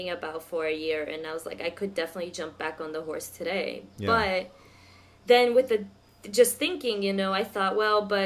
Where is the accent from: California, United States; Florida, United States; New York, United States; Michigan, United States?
Florida, United States; Miami; also born or lived in Brazil; I grew up in Miami, and I went to University of Miami.